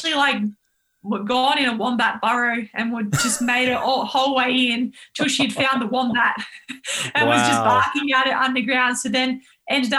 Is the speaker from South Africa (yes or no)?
no; Yarra Valley, Victoria, Australia; we grew up in the Yarra Valley and we're living on Melbourne High School school camp where my dad was running